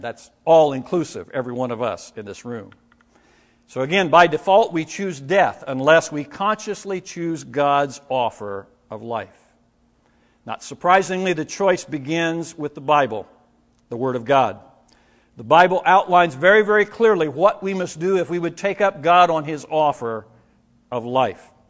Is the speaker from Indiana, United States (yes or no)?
yes; Indiana, United States; moved away; the area where I grew up in Indiana.